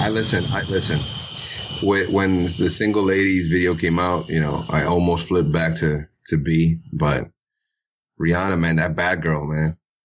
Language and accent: English; New York City, New York, United States; I'm from Brooklyn. Born and raised.